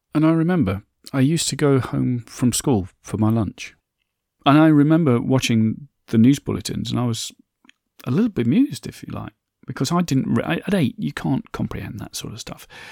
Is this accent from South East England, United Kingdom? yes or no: no; Derbyshire, Nottinghamshire, East Midlands, United Kingdom; slag heaps is what I grew up with in Derbyshire, Nottingham, Mass